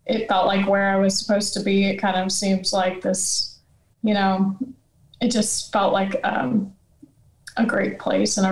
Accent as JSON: {"language": "English", "region": "Louisiana", "country": "United States", "moved": "yes", "said": "I'm from Louisiana"}